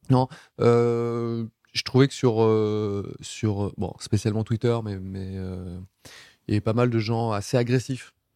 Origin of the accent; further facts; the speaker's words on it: Nice, Provence-Alpes-Côte d'Azur, France; c'est le pays où j'ai toujours vécu. Je suis né en France, à, Nice, dans le sud de la France.